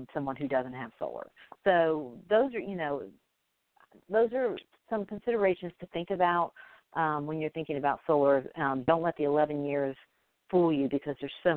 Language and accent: English; Alabama, United States; I'm from Alabama